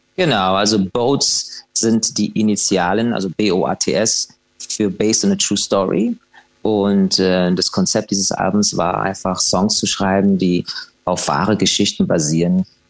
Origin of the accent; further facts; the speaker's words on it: Dublin, Leinster, Ireland; ich bin ja in Irland, in Dublin geboren